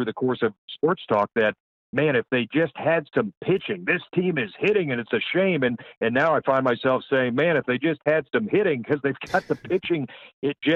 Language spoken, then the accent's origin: English; Anderson Township, Ohio, United States; I grew up in Anderson Township